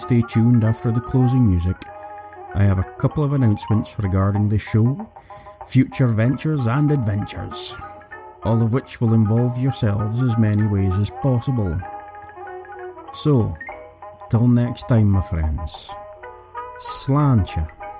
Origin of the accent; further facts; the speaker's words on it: Scotland, United Kingdom; So as you know, I'm Scottish. Did you know that the unicorn is the national animal of Scotland?